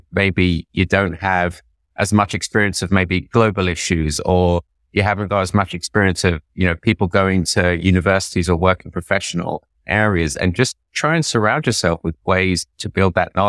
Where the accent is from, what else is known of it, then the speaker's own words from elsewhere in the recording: England, United Kingdom; now in New York, United States; So I grew up in 1970s, 1980s England. It wasn't a lot of fun being an Indian